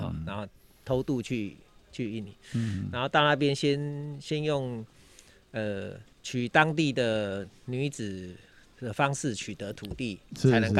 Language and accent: Chinese; Changhua City, Changhua County, Taiwan; 我是彰化人